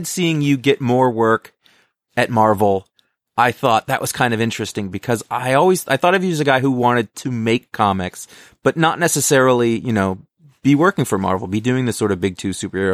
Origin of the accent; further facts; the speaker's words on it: Maine, United States; I grew up in Maine